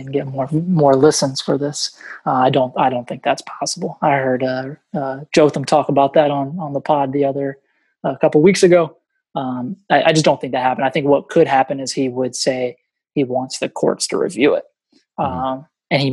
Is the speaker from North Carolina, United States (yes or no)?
yes; North Carolina, United States; also born or lived in Boston, Massachusetts; I was born in Boston, but I grew up my whole life in North Carolina.